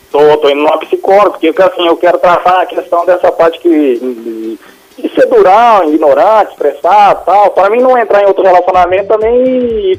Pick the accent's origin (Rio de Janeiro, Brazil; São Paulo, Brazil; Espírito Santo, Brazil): São Paulo, Brazil; interior of; now in Goiânia, Brazil; eu sou, eu sou, sou de São Paulo, do interior de São Paulo, mas eu moro em Goiânia nove anos, virei Goiânia agora.